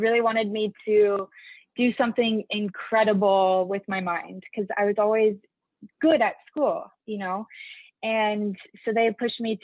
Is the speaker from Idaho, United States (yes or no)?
yes; Filer, Idaho, United States; I grew up in Filer, Idaho